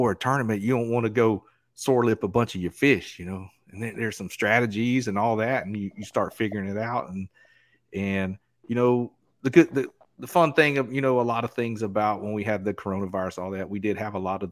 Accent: Southeast Georgia, United States; moved away; I grew up in Southeast Georgia

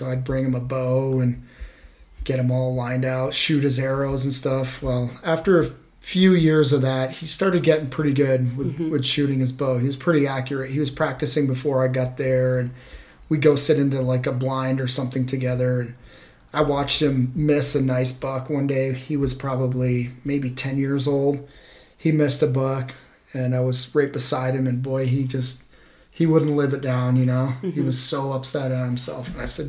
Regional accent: Vermont, United States; I did. I grew up hunting back in Vermont. Yeah, as a child there

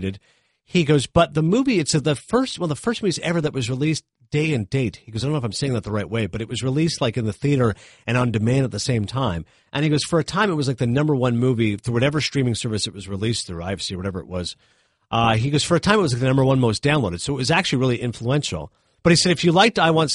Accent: Toronto, Ontario, Canada; moved away; I'm from Toronto originally.

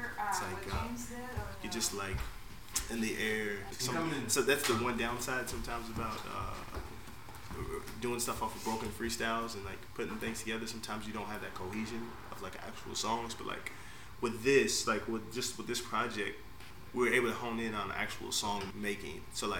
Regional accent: Norfolk, Virginia, United States; We grew up in Norfolk in this neighborhood, kind of out by like the Newburgh area, Butchel area.

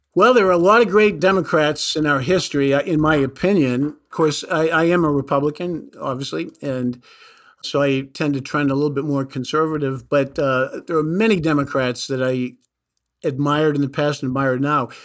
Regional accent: New Hampshire, United States; growing up in New Hampshire

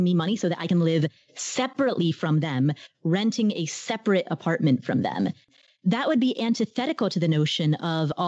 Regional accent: Kathmandu, Bagmati, Nepal; moved away; I was born in Kathmandu, Nepal. And so my parents and I are Nepalese

